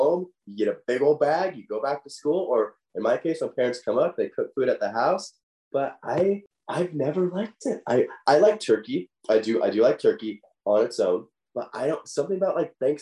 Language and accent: English; Idaho, United States; moved away; I'm from Idaho.